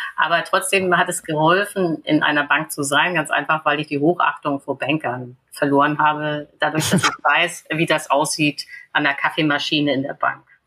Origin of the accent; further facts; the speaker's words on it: Germany; wir als Deutsche